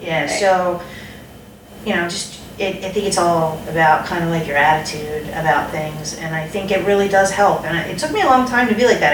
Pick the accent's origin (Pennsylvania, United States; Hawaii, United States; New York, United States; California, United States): Pennsylvania, United States; Philadelphia; moved away; I'm from Philly